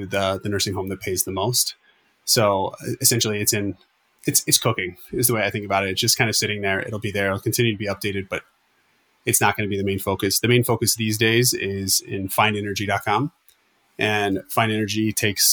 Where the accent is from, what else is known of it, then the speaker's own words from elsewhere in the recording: Florida, United States; I'm from Florida